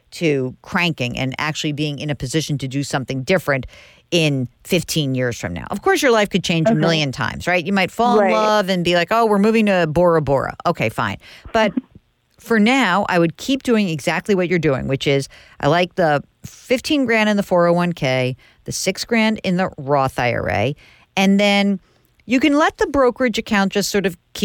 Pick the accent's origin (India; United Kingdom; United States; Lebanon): United States; New York; I'm from New York